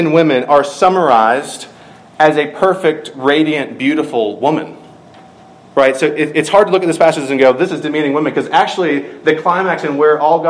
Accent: Georgia, United States; from my home state

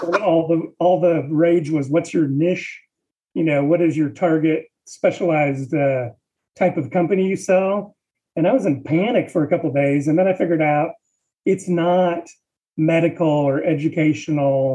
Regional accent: Washington, United States; now in Texas, United States; I am from Washington State originally, but moved to Texas in 1993

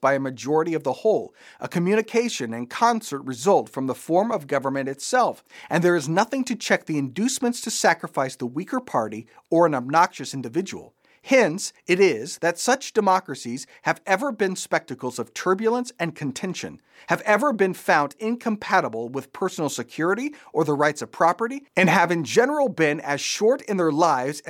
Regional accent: United States; As American Christians

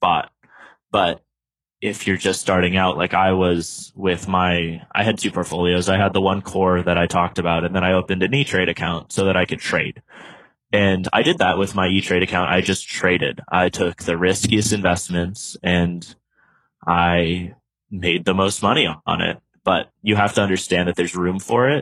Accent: United States; also born or lived in China; it is my duty as an American to try to bridge that gap as an American going over to China

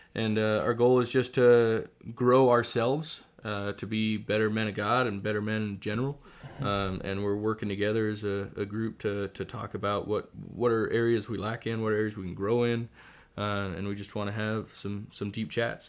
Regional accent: Alaska, United States; moved away as an adult; also born or lived in Idaho; now in Moscow, Idaho, United States; so I am originally from Alaska. I grew up, did eighteen, nineteen years, served nineteen years in Alaska

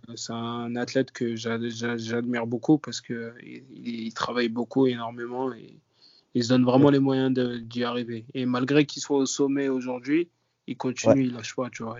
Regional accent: Paris, Île-de-France, France; je viens de Paris, je viens du 19e arrondissement. j'ai grandi là-bas, j'ai passé toute ma vie là-bas.

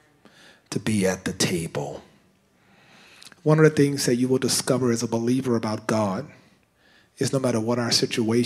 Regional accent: United States; We're American Canadian now

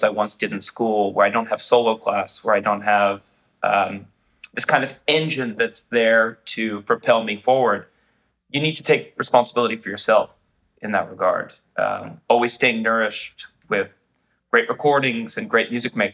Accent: New Jersey, United States; I'm from New Jersey

